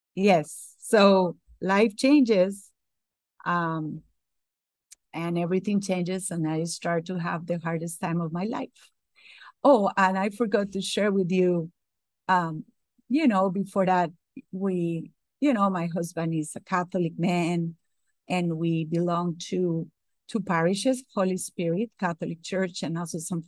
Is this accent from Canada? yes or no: no; Costa Rica; English is a second language; moved away as an adult; now in Atlanta, United States; I was born in Costa Rica